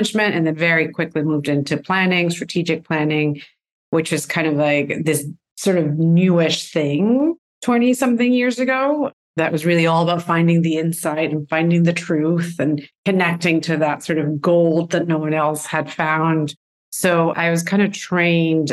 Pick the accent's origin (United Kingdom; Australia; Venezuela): Venezuela; moved away; I'm from Venezuela, and I went to college there